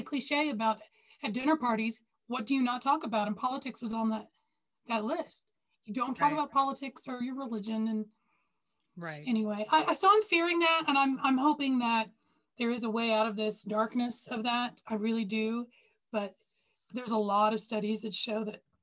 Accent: Texas, United States; I grew up in Texas

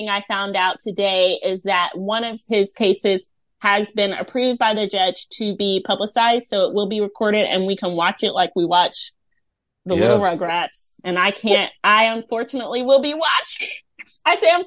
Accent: United States; as an American

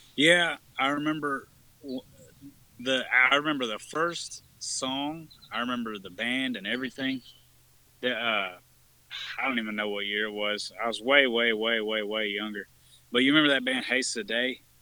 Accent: Texas, United States; I've lived in Texas pretty much my whole life

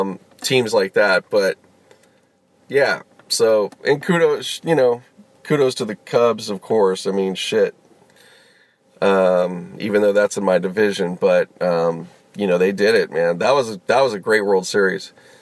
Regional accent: Harlem, New York, United States; Yes, I'm sound, and I'm from Harlem.

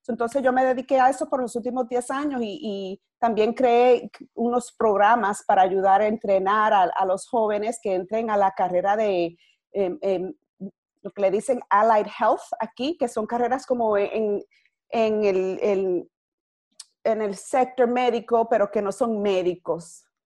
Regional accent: New York City, New York, United States; yo soy boricua, nacida y criada aquí en, en Brooklyn, en Nueva York

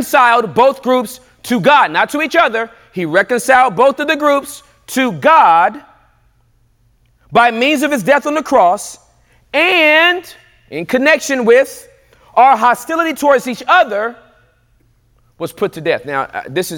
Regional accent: Inglewood, California, United States; moved away; also born or lived in the South; I was born and raised in Inglewood, California

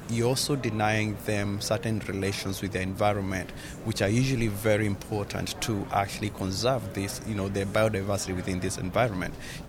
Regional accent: Kenya; moved away; I come from Kenya.

